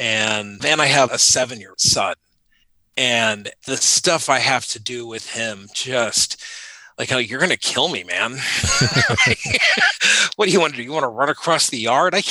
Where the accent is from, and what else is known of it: United States; born or raised there; also born or lived in Panama; now in Northern Virginia, United States